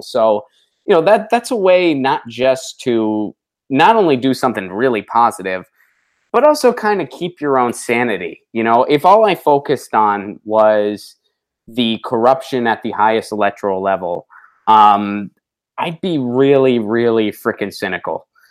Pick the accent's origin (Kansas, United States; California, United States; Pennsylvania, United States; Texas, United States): Pennsylvania, United States; Pittsburgh; moved away; my hometown of Pittsburgh, Pennsylvania.